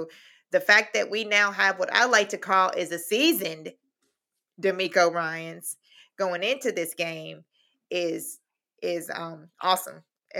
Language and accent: English; El Paso, Texas, United States; I'm from El Paso, so all day long I hear Cowboys fans saying, we're going to get blown out.